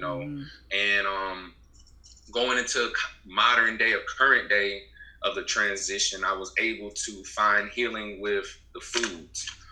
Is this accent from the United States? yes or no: yes; Beaufort, South Carolina, United States; I'm from South Carolina, Beaufort, South Carolina to be exact, the Low Country. I'm just just a good old Low Country Geechee boy.